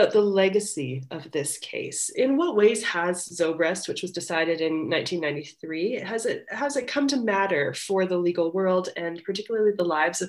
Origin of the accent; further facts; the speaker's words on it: Canada; as a Canadian, because of course we have publicly funded Catholic school system here in Alberta